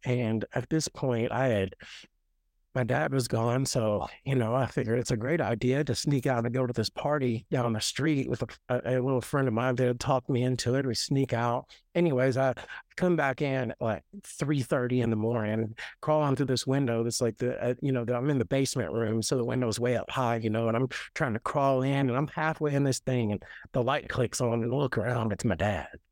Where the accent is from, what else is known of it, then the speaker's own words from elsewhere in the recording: Nashville, Tennessee, United States; I was born and raised in Nashville, born in, uh, Nashville Memorial Hospital